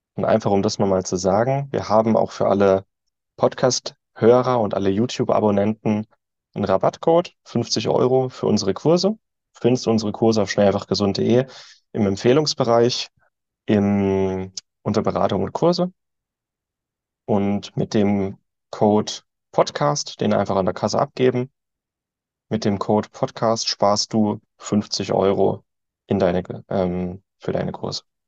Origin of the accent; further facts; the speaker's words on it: Germany; als Deutsche sind wir, oder ich